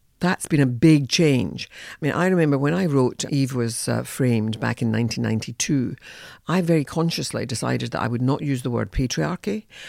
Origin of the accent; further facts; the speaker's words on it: Scotland, United Kingdom; You can hear my voice and so on. I'm a Scot. I'm a Scot of Irish origins. My grandparents were Irish.